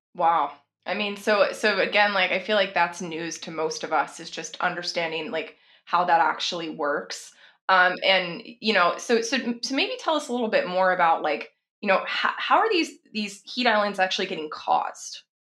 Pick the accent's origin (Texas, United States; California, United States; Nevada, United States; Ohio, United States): Texas, United States; also born or lived in San Francisco; now in Seattle, United States; I'm based in Seattle now. I'm from Texas originally, but I spent quite a few years in San Francisco.